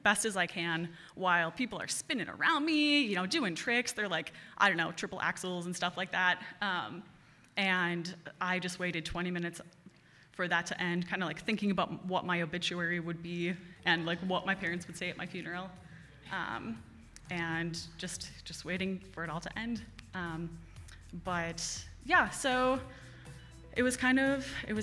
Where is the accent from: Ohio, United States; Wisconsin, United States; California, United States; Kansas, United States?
Wisconsin, United States; Cottage Grove; also born or lived in Madison / Pulaski, Wisconsin; I grew up in Cottage Grove, went to Deerfield schools for the first like 10 years of my life